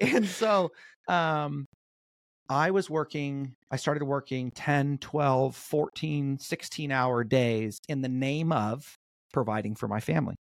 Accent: North Orange County, Southern California, United States; I grew up in a pretty, uh, chill, uh, suburban town in North Orange County.

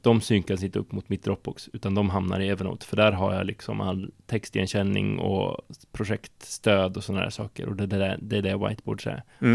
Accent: Hardemo, Örebro County, Sweden; kommer från en liten by utanför Örebro utanför Kumla som heter Hardemo

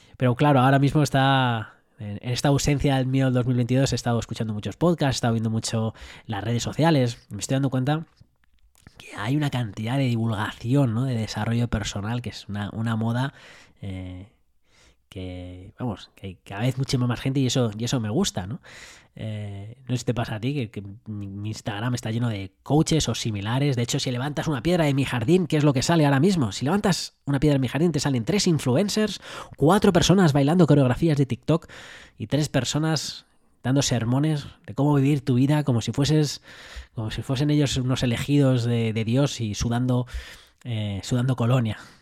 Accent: Madrid, Community of Madrid, Spain; yo me crié en Madrid

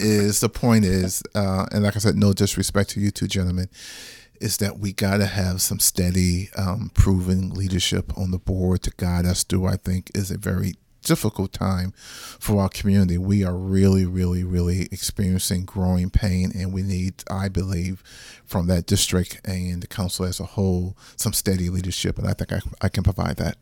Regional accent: Charleston, South Carolina, United States; moved away as an adult; now in Charlotte, United States; born and raised in Charleston, South Carolina

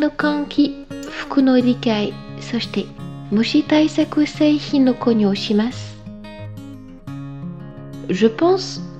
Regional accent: Brittany, France; Je viens de Bretagne une région à l'ouest de la France bordée par la mer.

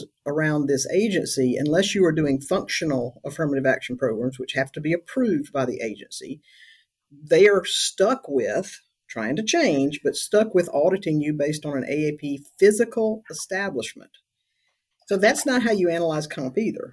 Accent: South Carolina, United States; I'm from South Carolina

